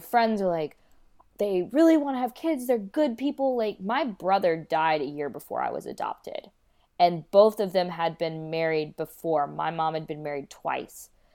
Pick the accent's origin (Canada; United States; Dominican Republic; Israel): United States; North Carolina; also born or lived in Kolkata, India; And then I was adopted into a Caucasian family in North Carolina.